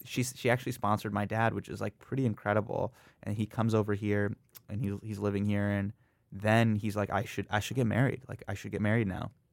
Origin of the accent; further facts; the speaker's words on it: Davis, California, United States; moved away as an adult; also born or lived in San Francisco / Los Angeles; now in New York City, United States; grew up in Davis, California, which is a very, very Caucasian place